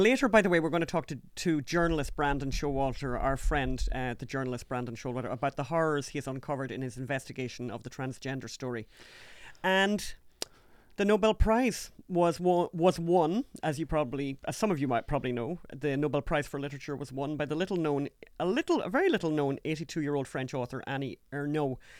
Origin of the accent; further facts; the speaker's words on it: Ulster, Ireland; I'm from Ulster.